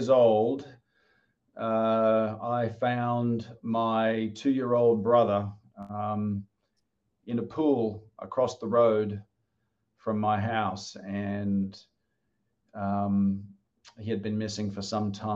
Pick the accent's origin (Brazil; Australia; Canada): Australia; moved away as an adult; also born or lived in Wollongong; now in Wilmington, United States; I'm from Australia, and I came here, you know, when I finished my studies